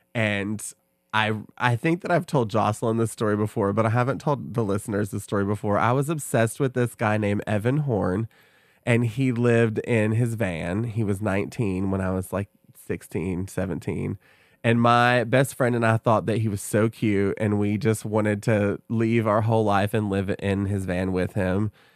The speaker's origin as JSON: {"language": "English", "town": "Oak Ridge", "region": "Tennessee", "country": "United States", "tie": "born or raised there", "said": "I grew up in Oak Ridge"}